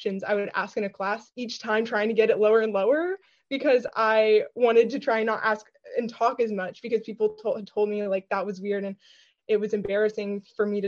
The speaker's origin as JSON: {"language": "English", "town": "Nashville", "region": "Tennessee", "country": "United States", "said": "I'm from Nashville, Tennessee"}